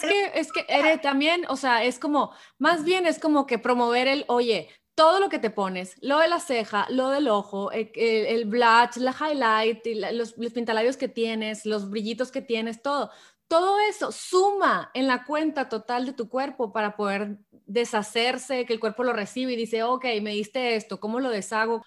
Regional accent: Hermosillo, Sonora, Mexico; moved away as an adult; now in San Diego, United States; yo que soy de Hermosillo originalmente, pero vivo aquí en San Diego hace 10 años ya casi

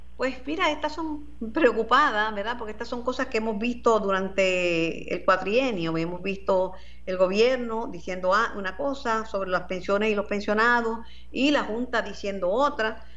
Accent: Mayagüez, Puerto Rico; como decimos en Mayagüez

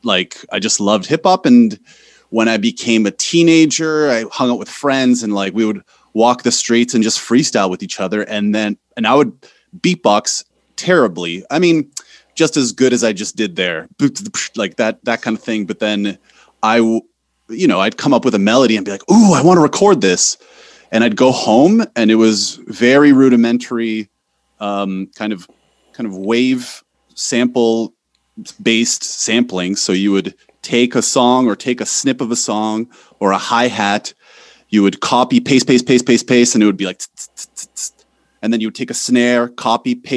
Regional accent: North Bay, Ontario, Canada; moved away as an adult; also born or lived in Poland; now in Warsaw, Poland; North Bay, Ontario. I'm Canadian. I'm living in Poland, but I am Canadian.

